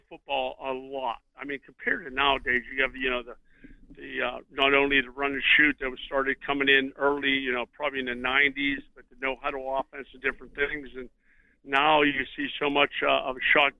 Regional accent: Pittsburgh, Pennsylvania, United States; moved away; Growing up in Pittsburgh, I was a big Terry Bradshaw fan on the field

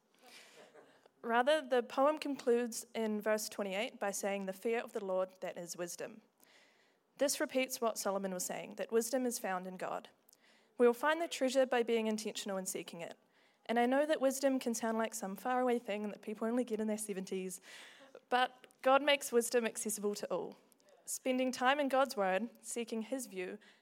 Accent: Invercargill, Southland, New Zealand; moved away as an adult; now in Dunedin, New Zealand; I grew up in Invercargill

